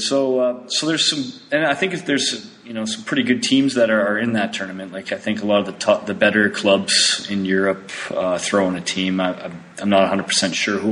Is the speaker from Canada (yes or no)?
yes; Canada; I'm Canadian